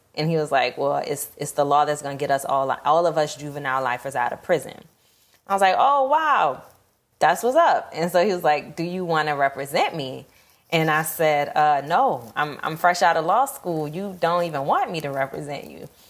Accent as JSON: {"language": "English", "town": "New Orleans", "region": "Louisiana", "country": "United States", "tie": "born or raised there", "also_born_or_lived": "Atlanta", "said": "I'm born and raised in New Orleans."}